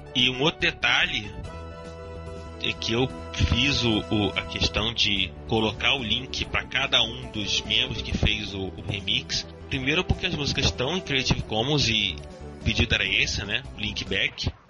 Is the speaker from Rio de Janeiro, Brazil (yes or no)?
yes; Rio de Janeiro, Brazil; accent: carioca